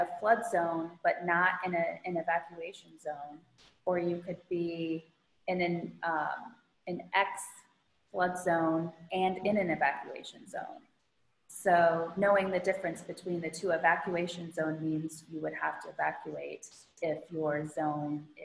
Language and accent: English; Midwest, United States; now in Florida, United States; I grew up in the Midwest